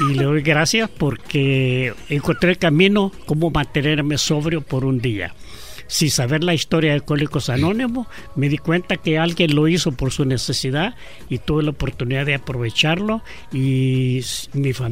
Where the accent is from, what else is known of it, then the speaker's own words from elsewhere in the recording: El Salvador; También soy de Italia, que se llama El Salvador.